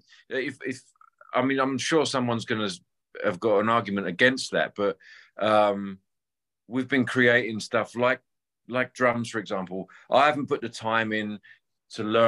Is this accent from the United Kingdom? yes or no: yes; England and London, United Kingdom; I grew up playing covers around England and London